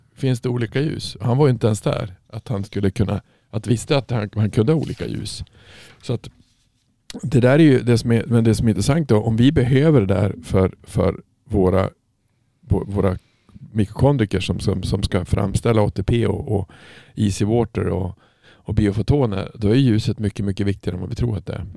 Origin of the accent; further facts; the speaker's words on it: Norrland, Sweden; moved away; när jag växte upp så alltså i Norrland är det ju inte så jädra ljust